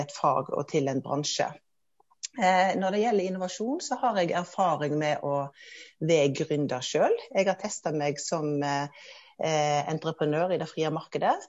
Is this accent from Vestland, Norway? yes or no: yes; Hardanger, Western Norway, Vestland, Norway; moved away as an adult; now in Oslo, Norway; Jeg er oppvokst i Hardanger, på Vestlandet i Norge. Men har de siste 20 årene bodd og jobba her i Oslo